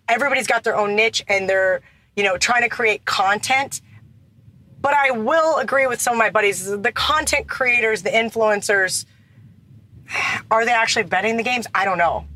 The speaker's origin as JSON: {"language": "English", "region": "Kansas", "country": "United States", "tie": "born or raised there", "moved": "as an adult", "lives_now": "Las Vegas, United States", "said": "growing up in Kansas"}